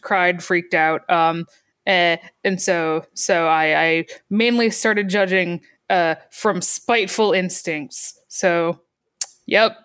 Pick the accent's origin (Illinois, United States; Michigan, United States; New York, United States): Michigan, United States; also born or lived in Boston; now in Virginia, United States; I grew up in Michigan and then lived in, in, in Boston